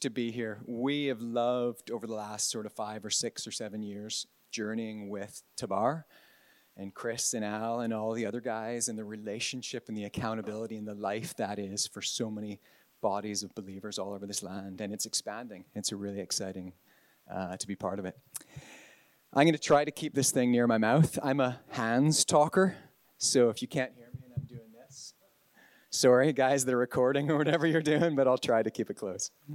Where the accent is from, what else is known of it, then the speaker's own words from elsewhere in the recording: Canada; moved away as an adult; also born or lived in Northern Ireland; now in Ballynahinch, United Kingdom; I'm from God's other country, Canada. But I've been in I've been on this side of the Atlantic and mostly in the north of Ireland since 2000 for 23 years